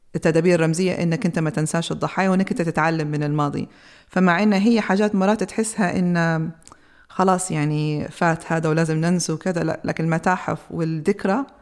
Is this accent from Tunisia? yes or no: no; Libya; لينا كليبيين